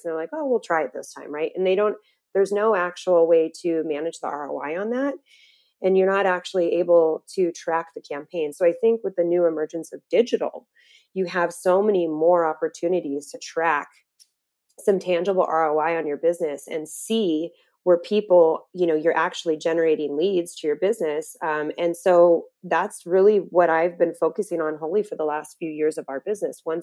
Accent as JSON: {"language": "English", "town": "Las Vegas", "region": "Nevada", "country": "United States", "moved": "as an adult", "lives_now": "Phoenix, United States", "said": "I'm from Vegas originally"}